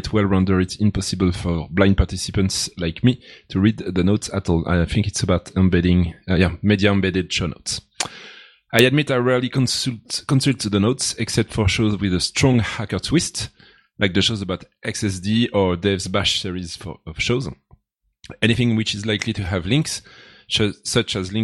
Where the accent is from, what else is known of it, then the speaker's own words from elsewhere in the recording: France; now in Switzerland; the French guy from Switzerland